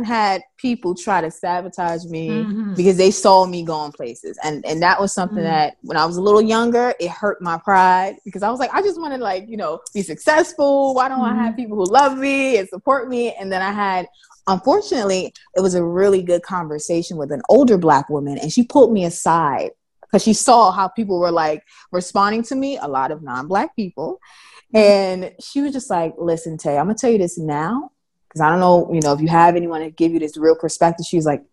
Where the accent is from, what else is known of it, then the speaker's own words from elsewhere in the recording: New York City, New York, United States; as a New Yorker